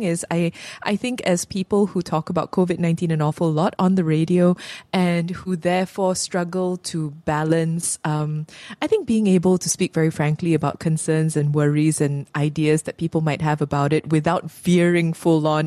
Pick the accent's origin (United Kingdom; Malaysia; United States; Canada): Malaysia; as a Malaysian who isn't of Bumiputra descent